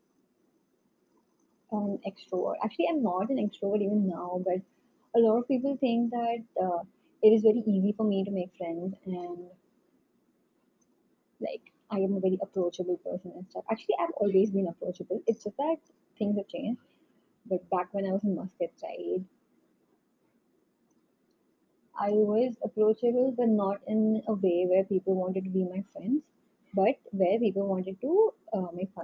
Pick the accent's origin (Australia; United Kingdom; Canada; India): India; North India; accent: North Indian; moved away; my North Indian accent